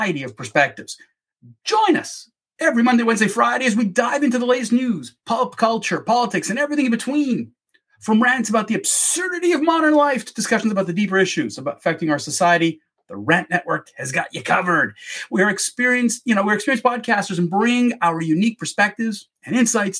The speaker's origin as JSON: {"language": "English", "country": "Canada", "tie": "born or raised there", "said": "I'm a Canadian. I'm born and raised here in Canada."}